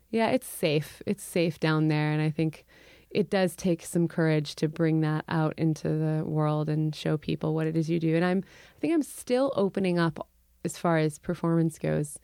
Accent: Urbana, Illinois, United States; moved away; also born or lived in Champaign, Illinois / Chicago, Illinois; I was born in Champaign. I grew up in Urbana

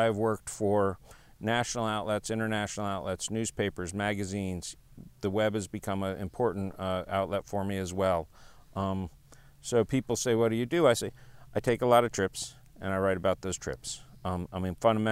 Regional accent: New York City, New York, United States; moved away as an adult; also born or lived in California / Seattle / Montana; now in Texas, United States; I was born in California. I was raised in New York City, Manhattan. You know, so I'm a real city kid.

